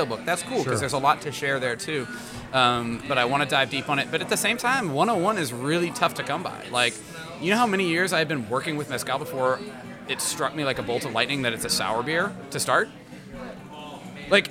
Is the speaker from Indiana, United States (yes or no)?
yes; Indianapolis, Indiana, United States; now in Chicago, United States; Indy's my hometown. This is where I'm from. Born and raised in Indianapolis, Indiana